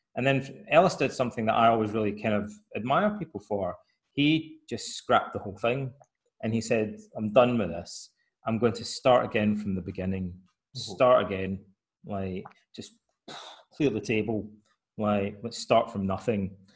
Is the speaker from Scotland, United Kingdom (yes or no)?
yes; Scotland, United Kingdom; moved away as an adult; also born or lived in Aberdeen; now in Athens, Greece; in Scotland, uh, my hometown, most of my friends' fathers were Freemasons